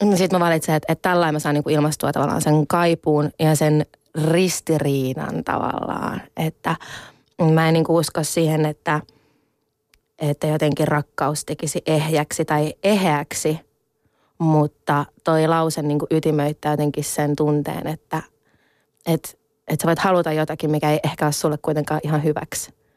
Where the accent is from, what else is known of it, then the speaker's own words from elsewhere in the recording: Finland; mä oon itse siis ihan siis täysin suomalainen, että mä oon syntynyt Suomessa